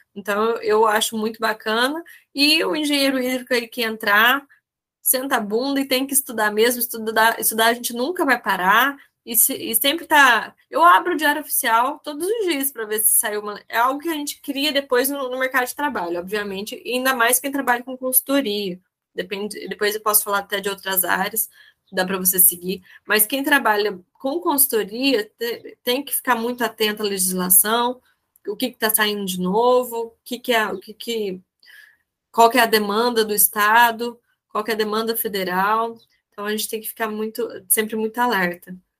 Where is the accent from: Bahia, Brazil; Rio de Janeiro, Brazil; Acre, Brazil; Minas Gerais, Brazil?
Minas Gerais, Brazil; southern; eu sou do sul de Minas